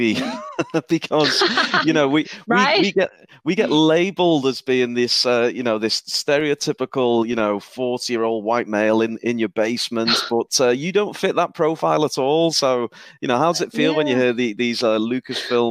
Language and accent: English; the north of England, United Kingdom; accent: Northern English; my Northern English accent